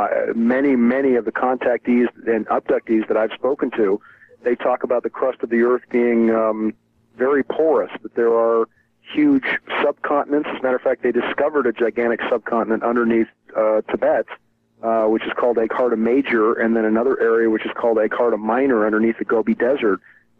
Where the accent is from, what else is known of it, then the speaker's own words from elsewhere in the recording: San Francisco, California, United States; I grew up in San Francisco